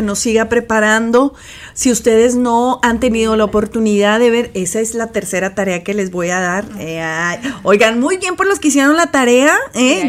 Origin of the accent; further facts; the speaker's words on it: Mexico; nosotros como mexicanos